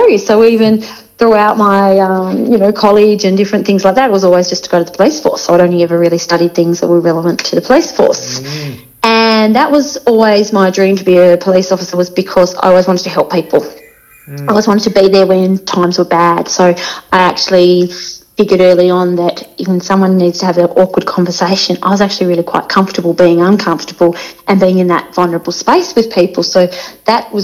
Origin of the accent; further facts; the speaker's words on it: Avoca, Tasmania, Australia; I grew up in the Fingal Valley in a little town called Avoca, which is about 45 minutes from Launceston.